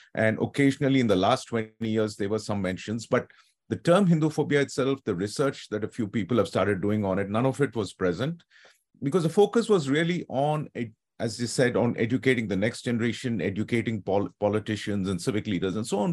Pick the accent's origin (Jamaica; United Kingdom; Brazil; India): India; Hyderabad, Telangana; now in San Francisco, United States; young man from Hyderabad, my hometown